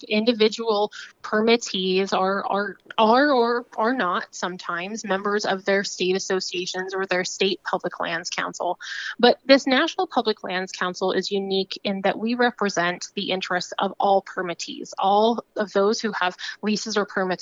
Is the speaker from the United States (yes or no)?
yes; Casper, Wyoming, United States; moved away as an adult; now in Washington, D.C., United States; I'm from just the middle of the giant square there, just in Casper